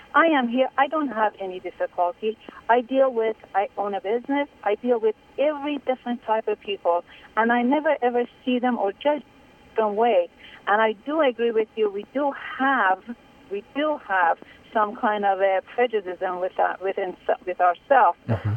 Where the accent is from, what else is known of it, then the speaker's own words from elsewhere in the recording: Iran; now in United States; I'm Iranian or I was born in Iran